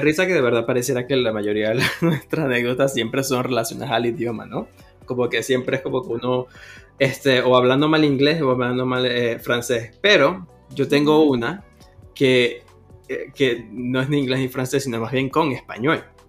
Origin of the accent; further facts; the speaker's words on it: Venezuela; now in Toronto, Canada; uno como venezolano